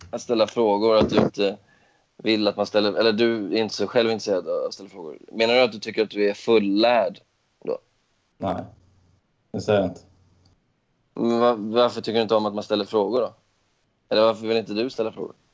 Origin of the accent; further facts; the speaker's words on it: Skåne, Sweden; accent: Scanian; Ja, men jag är inte Mats mattfockt. Jag är inte från Dalarna.